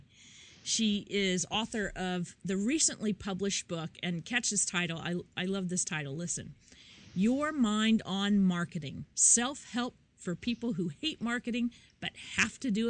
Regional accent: Midwest, United States; now in New York, United States; I'm from the Midwest and I live in New York

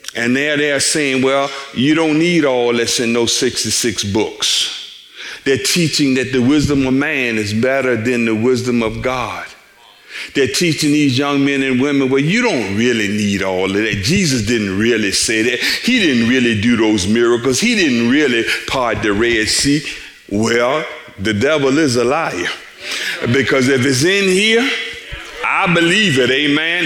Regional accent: Richmond, Virginia, United States; six feet 11 skinny kids from Richmond, Virginia

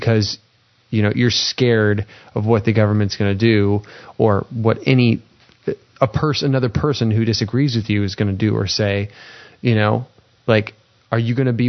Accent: United States; as an American citizen

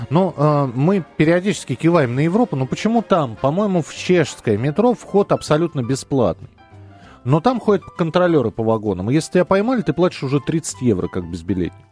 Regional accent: Moscow, Russia; я из Москвы, э, и меня в Москве можно искать.

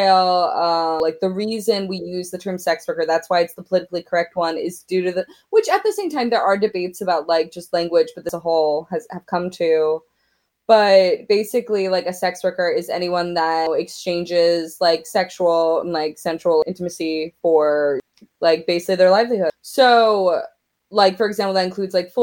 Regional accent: Oklahoma, United States; as a young queer woman growing up in Oklahoma

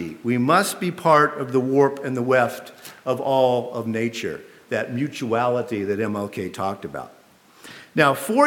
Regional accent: the American South, United States; as a Southerner

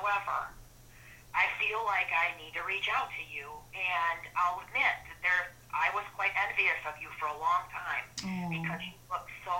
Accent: Flint, Michigan, United States; I'm from Flint, Michigan originally. I grew up, you know, in an automotive working

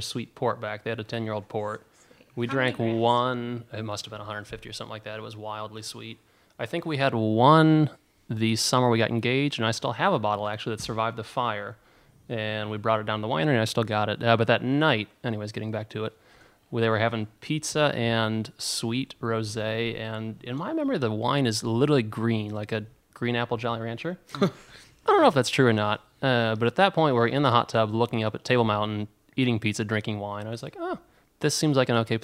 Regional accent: Orange City, Iowa, United States; moved away as an adult; I was from Orange City

